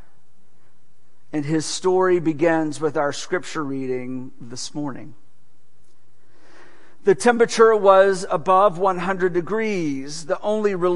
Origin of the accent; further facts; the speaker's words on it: Gulf Coast of Texas, United States; moved away as an adult; now in Southwest Florida, United States; growing up on the Gulf Coast of Texas